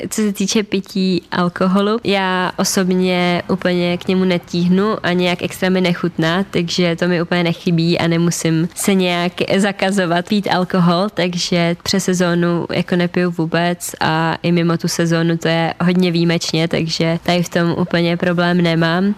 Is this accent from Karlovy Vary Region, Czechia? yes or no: no; Turnov, Liberec Region, Czechia; u nás v Turnově